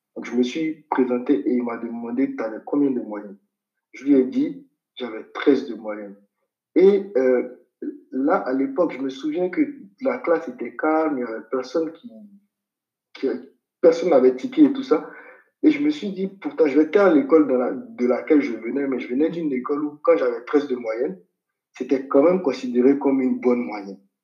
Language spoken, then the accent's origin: French; Abidjan, Côte d’Ivoire; moved away as an adult; now in Senegal; je suis né au CHU de Cocody, comme je disais tout à l'heure, à Abidjan. Et ensuite, j'ai vécu dans un petit appartement avec mon père, ma mère et mes frères à la Cité des hmm. Arts.